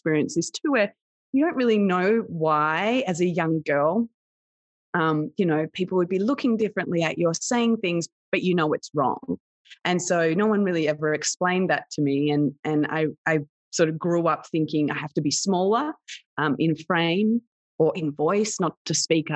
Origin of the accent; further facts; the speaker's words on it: Australia; I had what would be somewhat of a typical experience growing up in Australia